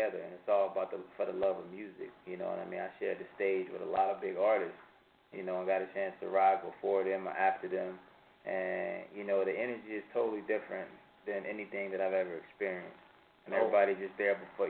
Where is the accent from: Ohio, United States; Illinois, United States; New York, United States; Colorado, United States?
Illinois, United States; Peoria; I'm actually from a city called Peoria, Illinois.